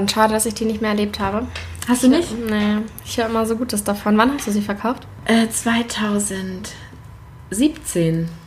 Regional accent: Lübeck, Schleswig-Holstein, Germany; also born or lived in Berlin; Ich habe neun Jahre in Berlin gelebt, bin jetzt wieder zurück in meiner Heimat Lübeck.

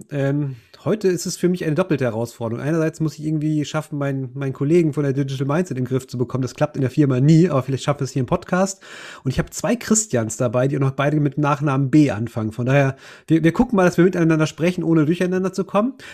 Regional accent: Germany; Ich bin ja ein Friese

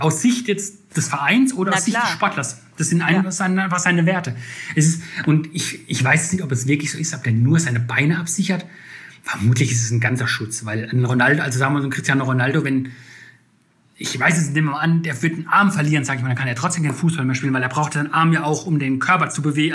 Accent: Rhineland-Palatinate, Germany; now in Berlin, Germany; ich komme zum Beispiel ursprünglich aus der Pfalz, da gibt es mehr Rehe wie Menschen

